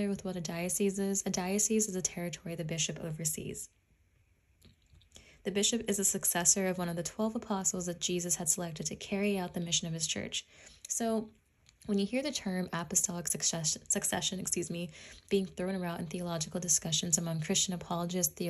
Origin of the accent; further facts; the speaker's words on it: Washington, United States; I'm from Washington State